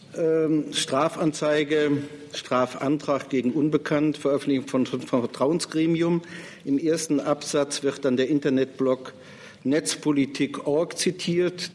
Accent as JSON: {"language": "German", "region": "Rhineland", "country": "Germany", "said": "Nun bin ich Rheinländer."}